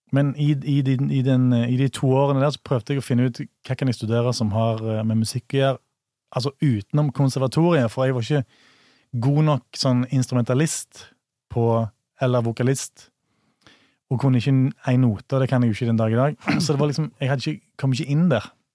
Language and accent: Norwegian; Bryne, Rogaland, Norway; also born or lived in Stord; mine foreldre som, fl som flytta til Bryne, da. Ja. På Jæren. Og, og, der har jeg jo vokst opp, da.